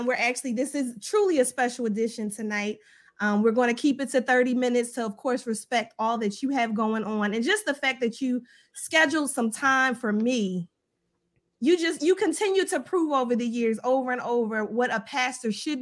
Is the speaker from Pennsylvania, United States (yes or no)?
yes; Philadelphia, Pennsylvania, United States; moved away as an adult; now in Baltimore, United States; I'm originally from Philadelphia